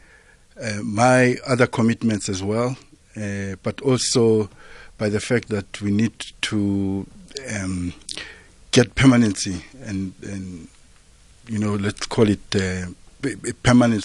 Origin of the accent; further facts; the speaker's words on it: Mbombela, Mpumalanga, South Africa; I come from Mpumalanga, yes. From the Mbombela area. That's where I was born and grew up.